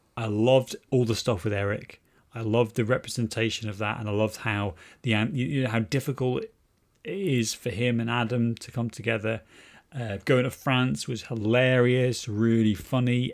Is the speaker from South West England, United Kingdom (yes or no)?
no; Wales, United Kingdom; I grew up in Wales